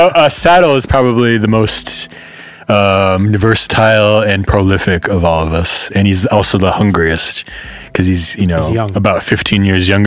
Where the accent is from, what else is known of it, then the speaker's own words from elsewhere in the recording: Detroit, Michigan, United States; moved away as an adult; also born or lived in San Francisco, United States / Leiden, Netherlands; now in Amsterdam, Netherlands; I'm from Detroit.